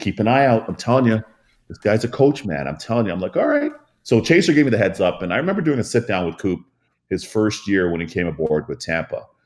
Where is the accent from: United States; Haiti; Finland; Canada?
Canada; Toronto, Ontario; since I was a young kid growing up in Toronto